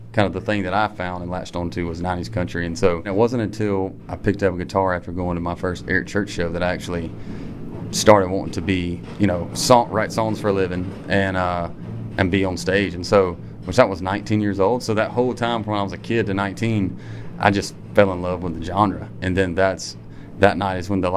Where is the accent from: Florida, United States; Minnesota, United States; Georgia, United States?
Georgia, United States; Harlem; I'm from Harlem, Georgia, a little bitty town outside of Augusta.